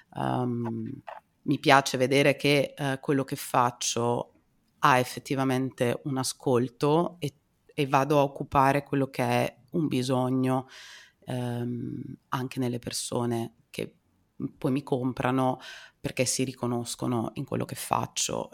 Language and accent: Italian; Emilia-Romagna, Italy; io non sono bolognese di origine, diciamo vengo da abbastanza vicino, sono romagnola